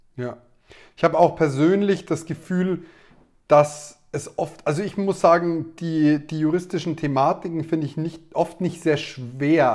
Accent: Neumarkt in der Oberpfalz, Bavaria, Germany; Wir sind beide aus Neumarkt in der Oberpfalz

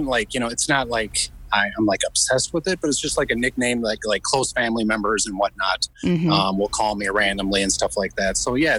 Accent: Midwest, United States; So, I mean, I grew up in the Midwest.

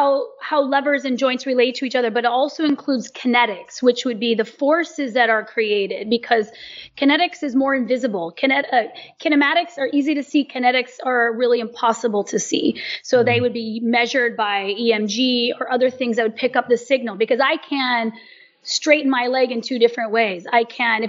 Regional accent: United States; I'm American

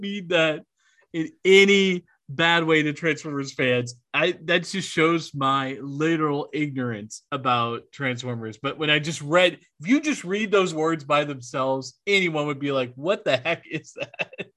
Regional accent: New Orleans, Louisiana, United States; I gotta rep my hometown there

